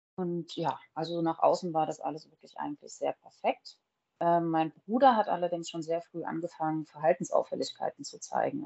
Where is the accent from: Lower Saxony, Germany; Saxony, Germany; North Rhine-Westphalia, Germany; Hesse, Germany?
Hesse, Germany; Groß-Umstadt; also born or lived in Frankfurt; now in Bad Homburg, Germany; ich bin in Großumstadt groß geworden. Das ist kurz vom Odenwald